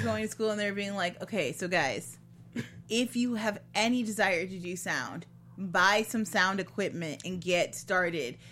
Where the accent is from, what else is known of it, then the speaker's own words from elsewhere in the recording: Ottawa, Illinois, United States; also born or lived in Chicago area, Illinois; I was born just outside of Chicago, but when mm-hmm. I was five, we moved to Ottawa, Illinois